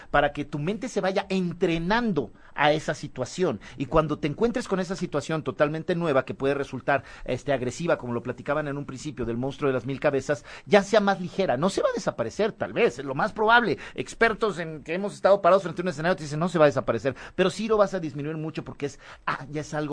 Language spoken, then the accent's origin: Spanish; Mexico; Así somos los mexicanos, eso, eso.